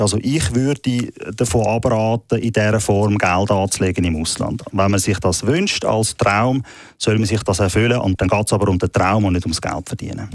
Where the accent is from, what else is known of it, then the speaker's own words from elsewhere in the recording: Switzerland; bei uns in der Schweiz